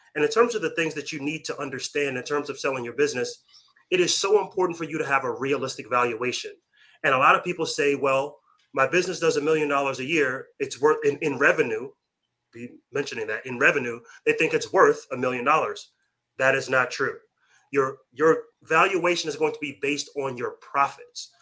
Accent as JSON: {"language": "English", "area": "Long Island", "region": "New York", "country": "United States", "moved": "yes", "said": "Originally from Long Island, New York."}